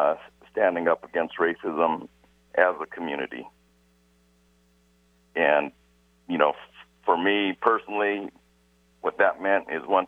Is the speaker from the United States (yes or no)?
yes; Seattle, Washington, United States; also born or lived in Oakland, California; I grew up here in Seattle, Washington, in the Central District.